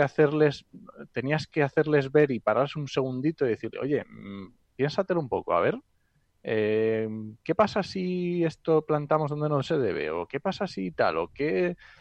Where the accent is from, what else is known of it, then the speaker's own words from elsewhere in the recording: Asturias, Spain; soy asturiano